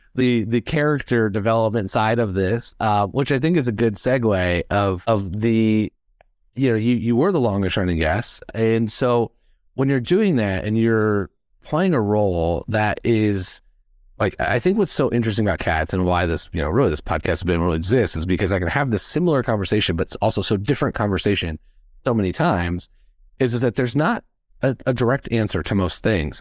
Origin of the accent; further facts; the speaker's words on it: Midwest, United States; I'm from the Midwest